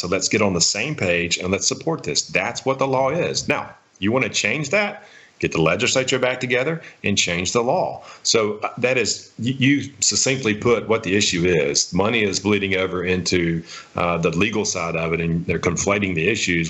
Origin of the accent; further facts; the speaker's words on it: Jackson County, Mississippi, United States; I'm from Jackson County. This is my home